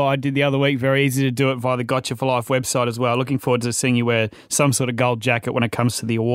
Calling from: Gladstone, Queensland, Australia; I'm calling from Gladstone in Queensland.

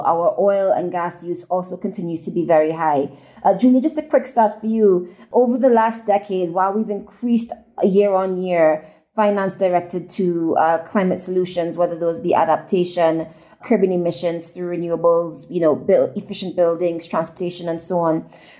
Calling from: Nairobi, Kenya; I'm calling in from Nairobi, Kenya

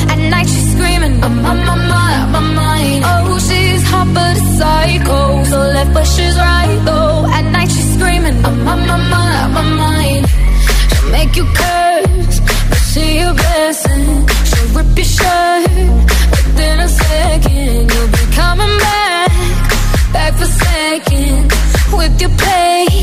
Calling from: Alcoy, Valencian Community, Spain; Hola, GTFM … de Alcoy.

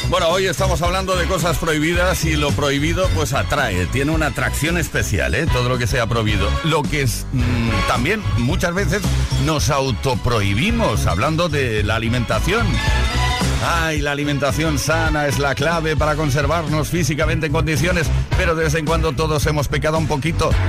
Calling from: Huelva, Andalusia, Spain; buenas tardes … de Huelva.

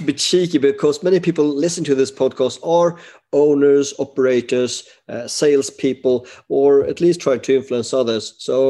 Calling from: Sweden; I am alone and I'm dialing from Sweden.

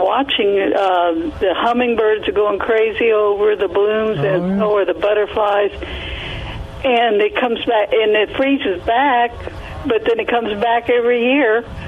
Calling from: United States; Jay's going to laugh, but I'm … from Wilson County.

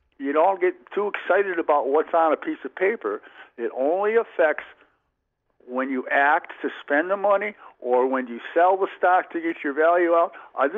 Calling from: Plover, Wisconsin, United States; I'm … from Plover.

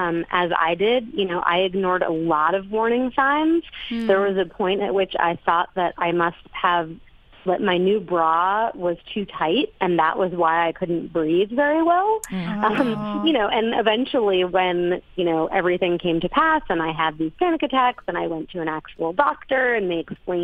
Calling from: Las Terrenas, Samaná, Dominican Republic; I am in Las Terrenas in the Dominican Republic.

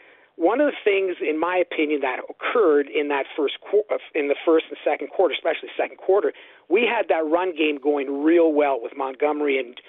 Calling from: Windsor, Ontario, Canada; I'm from Windsor, Ontario, Canada

